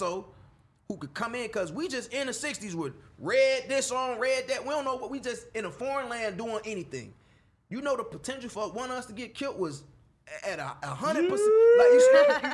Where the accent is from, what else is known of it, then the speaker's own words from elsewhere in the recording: Chicago, Illinois, United States; moved away as an adult; now in Los Angeles, United States; When I was in Chicago, I was raised by the streets